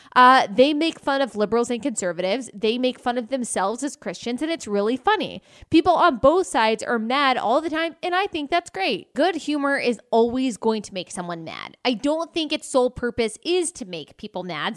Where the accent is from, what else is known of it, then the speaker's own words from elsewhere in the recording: Texas, United States; I was raised in Texas